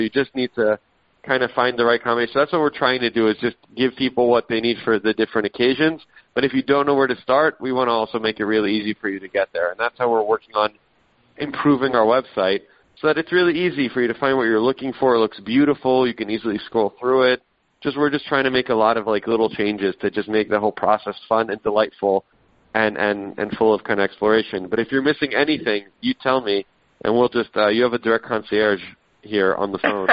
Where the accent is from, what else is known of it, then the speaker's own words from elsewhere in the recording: Israel; moved away; I was born in Israel. I go back every year